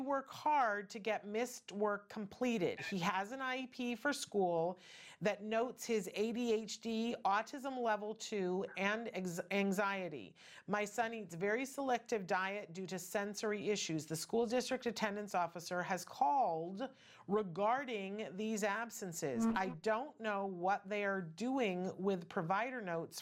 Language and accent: English; upstate New York, United States; moved away; I was raised in New York, upstate New York